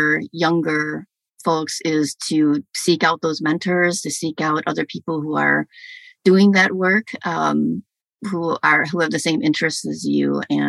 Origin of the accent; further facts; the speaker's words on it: Minnesota, United States; So for us being Korean, you know, I grew up in Minnesota.